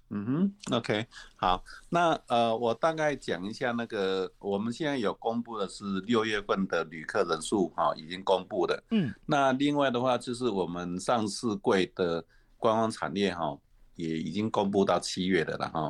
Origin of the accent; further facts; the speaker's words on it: Taiwan; 我们台湾人